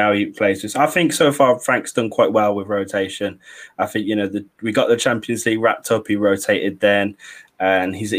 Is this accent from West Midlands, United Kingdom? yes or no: yes; Birmingham, West Midlands, United Kingdom; I'm a Brummie